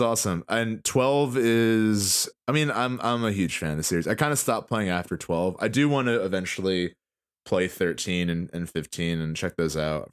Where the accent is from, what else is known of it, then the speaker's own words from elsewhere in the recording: New Jersey, United States; we're from Jersey